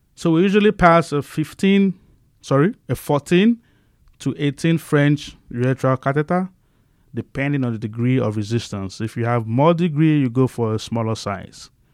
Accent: Nigeria; moved away as an adult; now in Bakersfield, United States; I grew up in a humble family back in Nigeria

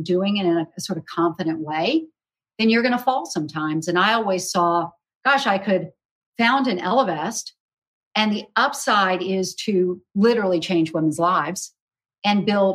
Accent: South Carolina, United States; when I was growing up in South Carolina

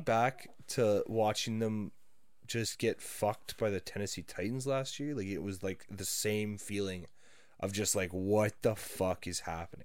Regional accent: Canada; I'm not American

